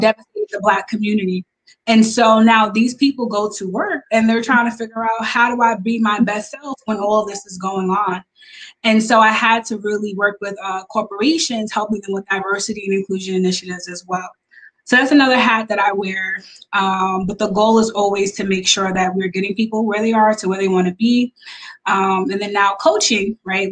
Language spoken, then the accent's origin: English; Long Island, New York, United States; I am from Long Island, New York